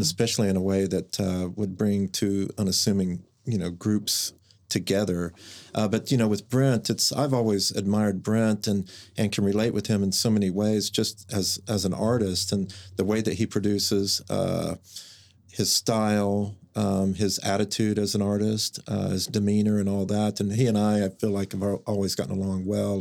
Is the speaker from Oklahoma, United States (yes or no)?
yes; Mustang, Oklahoma, United States; also born or lived in San Francisco; I grew up in Mustang, Oklahoma